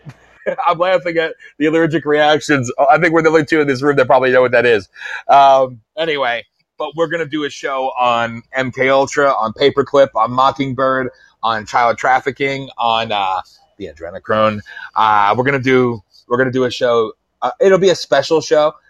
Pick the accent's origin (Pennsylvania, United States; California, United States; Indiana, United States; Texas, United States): Pennsylvania, United States